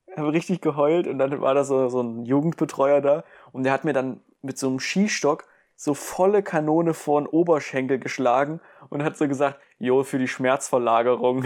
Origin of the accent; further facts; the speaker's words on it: Germany; ich bin ein richtiger Deutscher